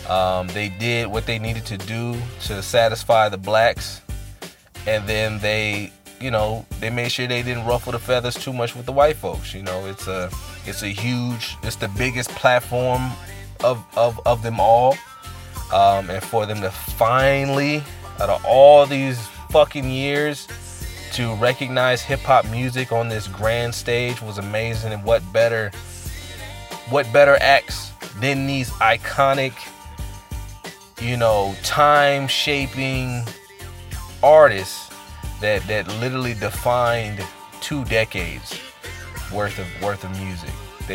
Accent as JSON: {"language": "English", "region": "West Coast", "country": "United States", "said": "Obviously, I'm from the West Coast"}